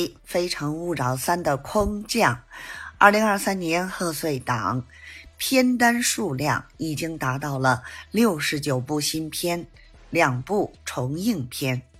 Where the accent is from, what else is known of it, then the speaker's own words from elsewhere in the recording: Beijing, China; ，咱们电影院见